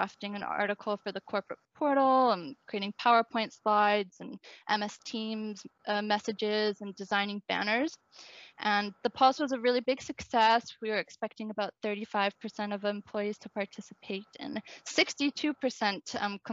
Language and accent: English; Victoria, British Columbia, Canada; moved away as an adult; now in Ireland; I worked at a local startup in Victoria, BC, my hometown